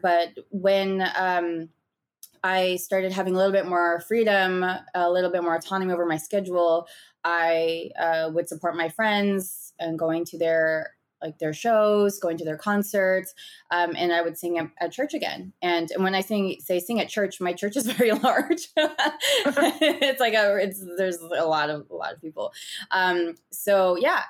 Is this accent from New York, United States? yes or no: no; San Gabriel Valley, Southern California, United States; I grew up in the sixty-six and Gabriel Valley in Southern California